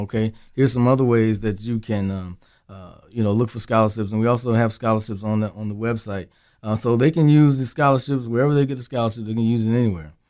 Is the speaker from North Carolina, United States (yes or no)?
yes; Henderson, North Carolina, United States; my hometown, I taught in Henderson, North Carolina